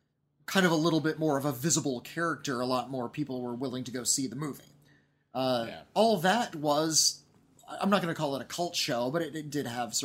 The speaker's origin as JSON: {"language": "English", "region": "Southern California", "country": "United States", "said": "We're from Southern California."}